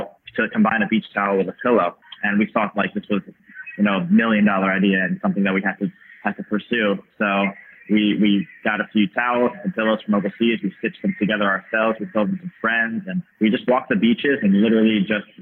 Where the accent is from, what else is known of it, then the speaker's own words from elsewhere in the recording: Long Island, New York, United States; growing up on Long Island, New York City is a train ride away